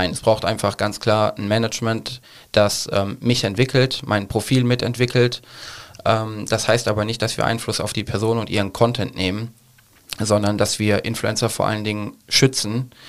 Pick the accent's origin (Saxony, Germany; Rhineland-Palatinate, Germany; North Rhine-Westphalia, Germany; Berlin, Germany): North Rhine-Westphalia, Germany; Cologne; ich komme aus Köln.